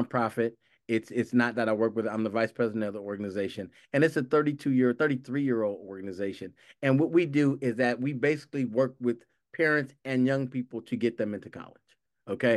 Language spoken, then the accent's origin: English; Los Angeles, California, United States; I grew up in Los, in South Los Angeles